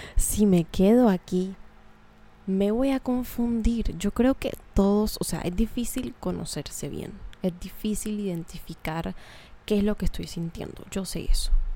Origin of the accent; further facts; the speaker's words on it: Colombia; accent: cachaco; moved away; Hablé muy cachaco, lo siento. Hace rato no estoy en mi tierra.